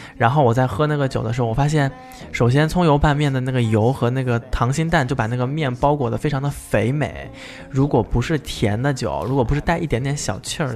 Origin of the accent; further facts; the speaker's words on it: the South, southern China, China; moved away; 她就知道我是南方人